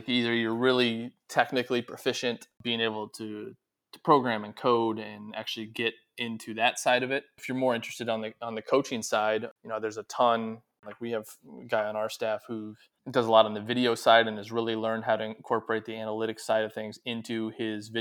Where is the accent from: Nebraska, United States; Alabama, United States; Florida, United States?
Nebraska, United States; Omaha; moved away; my dad was coaching the Omaha Racers